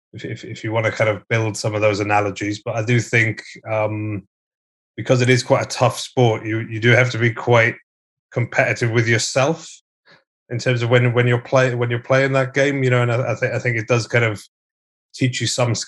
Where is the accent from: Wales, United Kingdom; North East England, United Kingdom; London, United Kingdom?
Wales, United Kingdom; West; I'm British, but I grew up in West Wales, so I'm Welsh